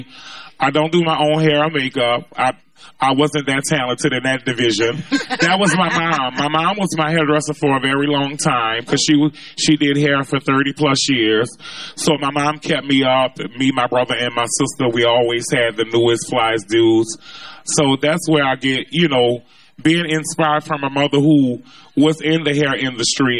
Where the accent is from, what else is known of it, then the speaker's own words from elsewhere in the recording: New Orleans, Louisiana, United States; I'm born and from the Third Ward. I grew up on Josephine Street, which is not far from here